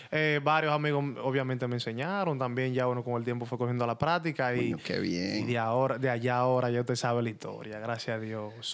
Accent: Santo Domingo Este, Distrito Nacional, Dominican Republic; moved away as an adult

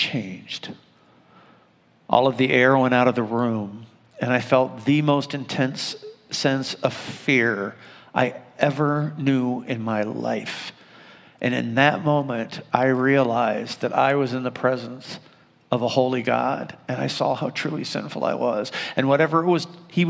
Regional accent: Findlay, Ohio, United States; now in Toledo, United States; I grew up in Findlay, Ohio, and it was a small town

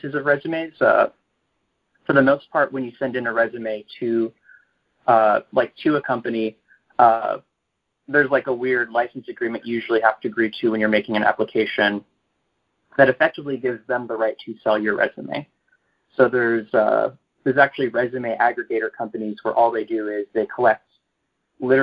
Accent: Texas, United States; moved away as an adult; also born or lived in New York; now in San Francisco, United States; I grew up in Texas

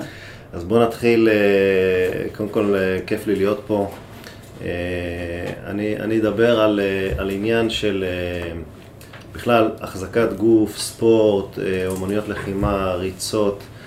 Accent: Israel; בנו גם בפרט כישראלים

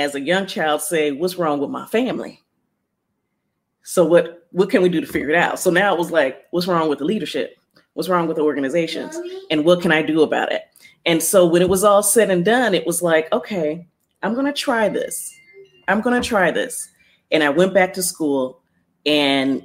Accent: Ohio, United States; moved away as an adult; also born or lived in Columbus, Ohio; now in Los Angeles, United States; I'm from Ohio. I'm now in LA, downtown Los Angeles.

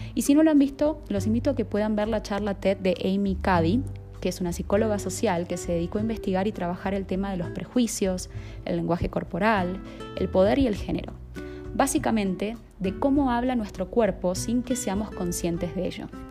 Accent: Argentina; moved away as an adult; now in Colombia; soy argentina de nacimiento y estoy viviendo en Colombia hace más de un año y medio

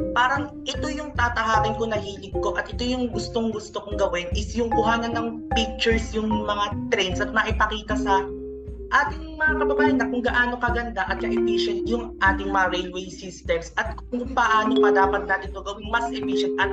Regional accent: Central Luzon, Philippines; sa province namin which is the Bulacan where po saan po medyo nag-i-sprawl na po siya at by sometime, maaari na po siya maging katulad ng Metro Manila.

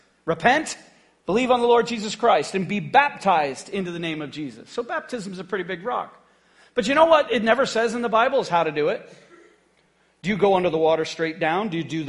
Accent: Haiti; now in United States; When I grew up in Haiti on the mission field, all of us just kind of worked together.

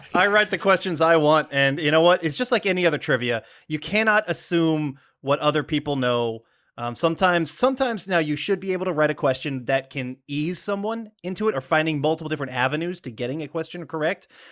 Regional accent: Des Moines, Iowa, United States; also born or lived in Georgia, United States; now in LaGrange, United States; I was born in Des Moines, and so the Iowa Cubs, which was, uh, a, an offshoot of the Chicago Cubs, I, I grew up, uh, watching some of their games live

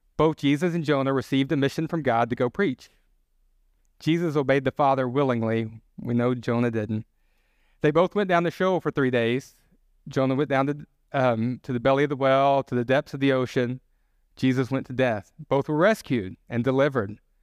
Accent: the South, United States; I'm from the South. We have a lot of comfort food

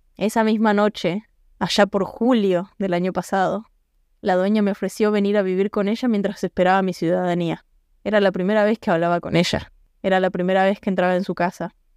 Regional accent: Argentina; moved away as an adult; me fui de Argentina.

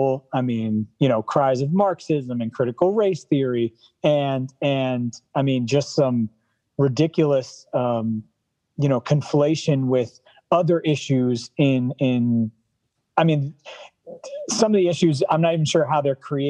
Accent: New York City, New York, United States; being in the Bronx, being a New Yorker, and kind of growing up in Lutheranism out here

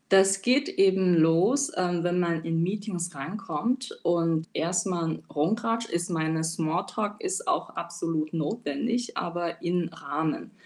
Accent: China; German is a second language; moved away as an adult; now in Germany; Ich bin gebürtige Chinesin, lebe seit acht Jahren in Deutschland

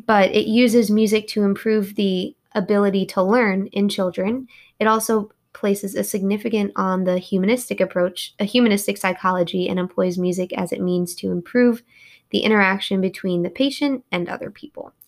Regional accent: New York, United States; moved away as an adult; also born or lived in Kentucky; I'm from New York.

